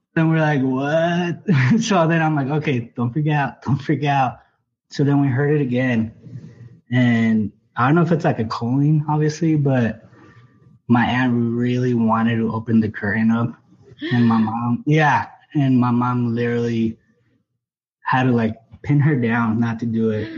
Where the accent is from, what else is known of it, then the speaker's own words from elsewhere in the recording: Mexico; moved away; I'm originally from Mexico.